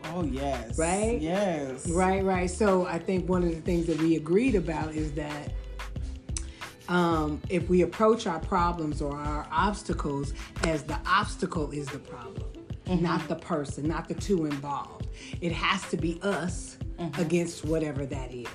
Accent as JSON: {"language": "English", "town": "Chicago", "region": "Illinois", "country": "United States", "tie": "born or raised there", "said": "I am from the south side of Chicago"}